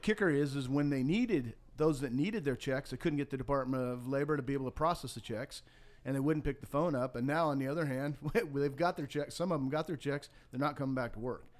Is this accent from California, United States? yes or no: no; Montana, United States; moved away as an adult; also born or lived in Florida; now in Georgia, United States; I grew up in Montana, had a very tough background